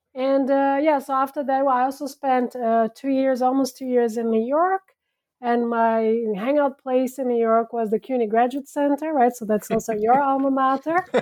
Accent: São Paulo, Brazil; moved away as an adult; also born or lived in France; now in Netherlands; I was born and raised in Brazil

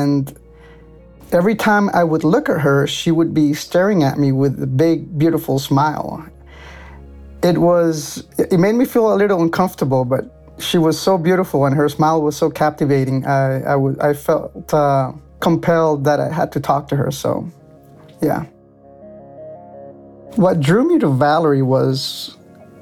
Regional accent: Buenos Aires, Argentina; moved away; I was born in Buenos Aires

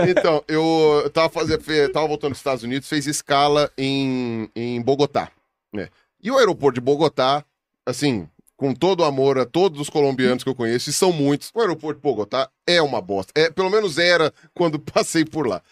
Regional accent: Brazil; also born or lived in Patagonia, Argentina; eu sou brasileiro

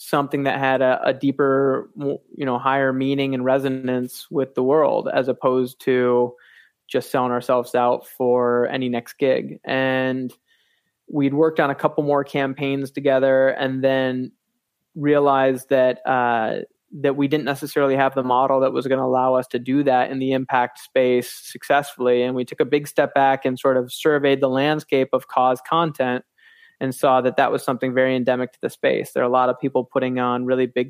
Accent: Grand Rapids, Michigan, United States; I grew up in Grand Rapids, 45 minutes away from Magic

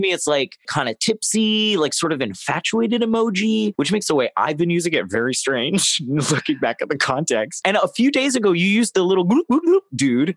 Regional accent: Florida, United States; my home state of Florida

